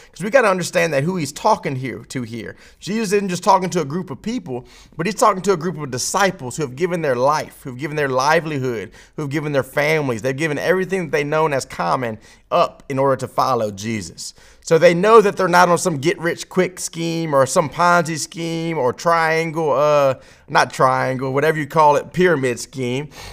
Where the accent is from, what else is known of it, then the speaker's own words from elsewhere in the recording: Baton Rouge, Louisiana, United States; someone who's born in Baton Rouge, Louisiana, in America